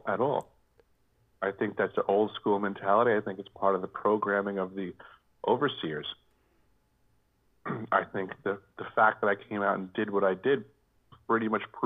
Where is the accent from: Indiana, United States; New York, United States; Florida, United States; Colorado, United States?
New York, United States; moved away; I came from New York, where we were always taught that it was a great melting pot